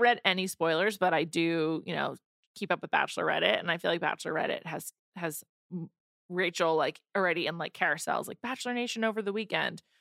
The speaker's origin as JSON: {"language": "English", "region": "Northeast", "country": "United States", "tie": "born or raised there", "said": "I've grown up with Tic Tacs because I'm from the Northeast"}